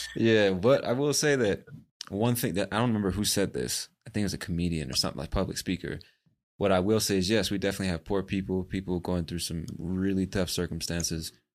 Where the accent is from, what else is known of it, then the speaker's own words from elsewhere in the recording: United States; moved away as an adult; As an American born and raised in the States